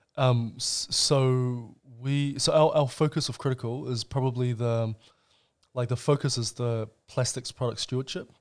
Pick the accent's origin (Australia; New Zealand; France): New Zealand; also born or lived in China; we were Chinese immigrants, uh, to New Zealand, and I, we came here in nineteen ninety-five, so I would have been five years old.